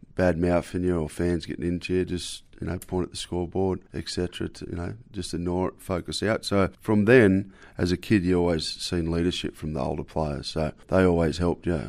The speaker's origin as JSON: {"language": "English", "area": "Central Coast", "region": "New South Wales", "country": "Australia", "tie": "born or raised there", "also_born_or_lived": "West Wyalong, New South Wales / Barmedman, New South Wales", "said": "moved up here to Lake Momora"}